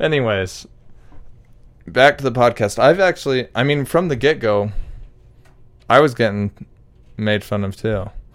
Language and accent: English; Utah, United States; we're from Utah